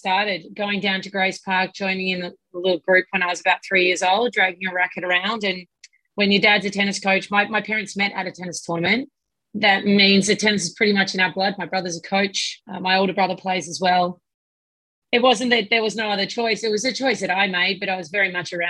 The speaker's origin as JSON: {"language": "English", "town": "Melbourne", "region": "Victoria", "country": "Australia", "tie": "born or raised there", "also_born_or_lived": "United States", "moved": "as an adult", "lives_now": "Melbourne, Australia", "said": "I grew up in Hawthorne"}